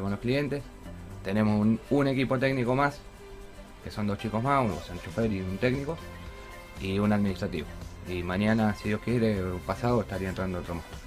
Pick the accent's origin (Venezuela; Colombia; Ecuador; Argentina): Argentina; Rosario, Santa Fe; yo soy de Rosario